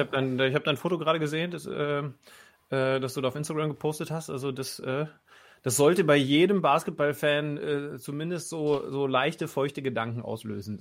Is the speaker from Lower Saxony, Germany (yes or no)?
yes; Lower Saxony, Germany; ich bin ja auch Niedersachse